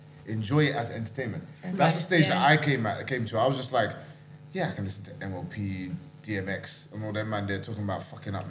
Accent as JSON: {"language": "English", "region": "London", "country": "United Kingdom", "tie": "born or raised there", "also_born_or_lived": "Jamaica", "moved": "as an adult", "lives_now": "Scotland", "said": "I grew up in London"}